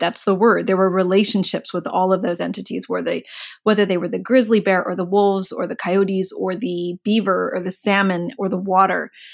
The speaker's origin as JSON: {"language": "English", "town": "Mountain View", "region": "California", "country": "United States", "tie": "born or raised there", "said": "I was born in Mountain View."}